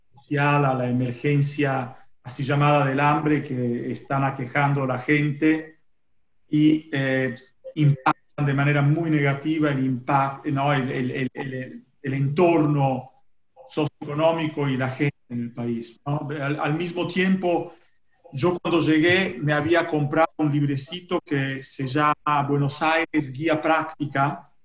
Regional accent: Italy; Spanish is a second language; moved away as an adult; now in Argentina; yo soy un italiano

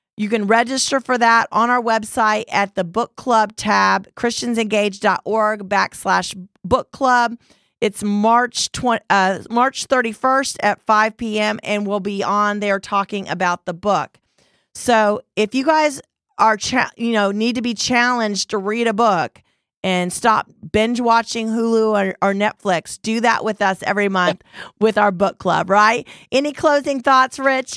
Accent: United States; as an American

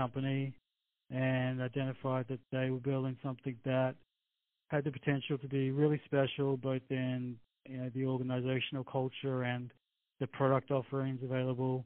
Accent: Brisbane, Queensland, Australia; moved away as an adult; now in United States; I'm originally from Brisbane in Australia

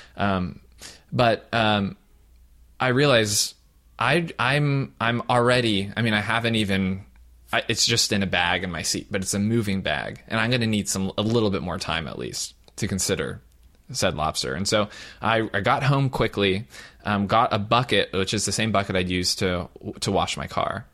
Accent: Southern Ohio, United States; now in California, United States; I'm a Midwesterner from Southern Ohio

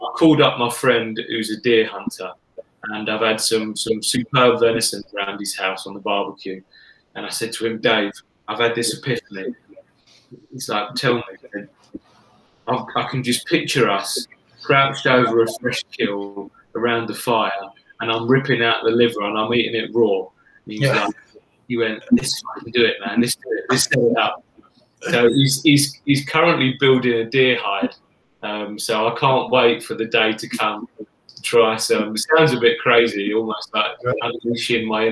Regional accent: England, United Kingdom; I'm English

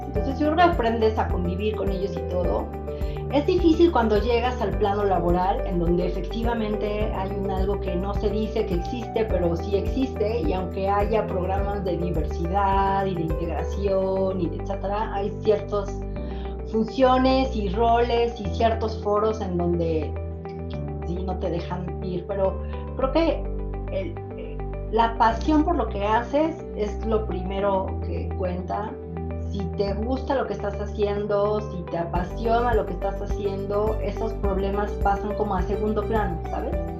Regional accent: Puebla, Mexico; soy de Puebla

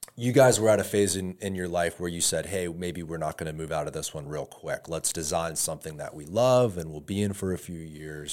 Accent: Tampa, Florida, United States; I'm originally from Tampa

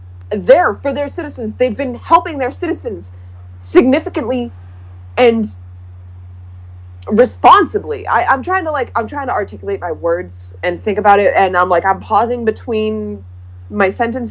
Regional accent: United States; I'm, like, afraid to travel the world because I'm fucking American.

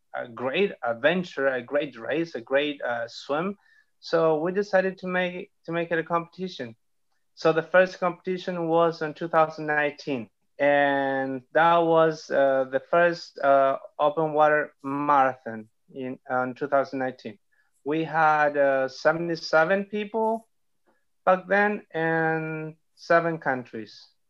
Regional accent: Nueva Toltén, Araucanía, Chile; I am from Nueva Tolten, which is in the south of Chile

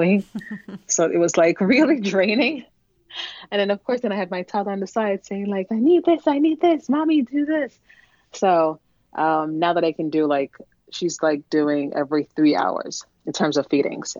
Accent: Jamaica; also born or lived in New York; now in New Jersey, United States; I'm originally from Jamaica, so a lot of my family is in Jamaica.

